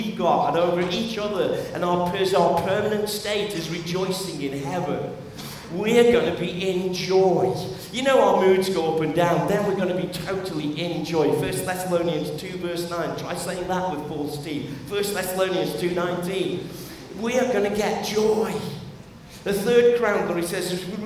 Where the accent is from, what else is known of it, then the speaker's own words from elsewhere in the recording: United Kingdom; as British people